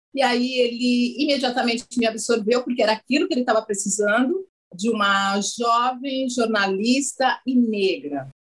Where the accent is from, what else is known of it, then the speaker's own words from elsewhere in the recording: São Paulo, Brazil; also born or lived in Taboão da Serra; eu nasci em São Paulo, sou paulistana, eu nasci numa região de São Paulo, que é a região oeste, divisa com o município de Taboão da Serra.